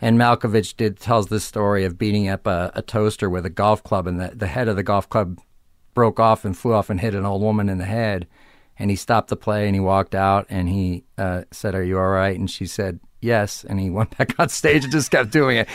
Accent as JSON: {"language": "English", "town": "Arlington Heights", "region": "Illinois", "country": "United States", "moved": "yes", "said": "suburbs of Chicago, Arlington Heights, Illinois"}